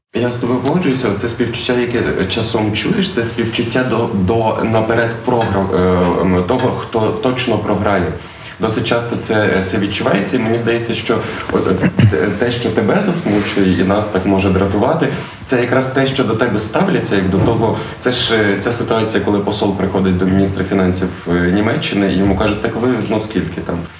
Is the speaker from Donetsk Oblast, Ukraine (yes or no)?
no; Lviv, Lviv Oblast, Ukraine; ми зі Львова, ми помаранчеві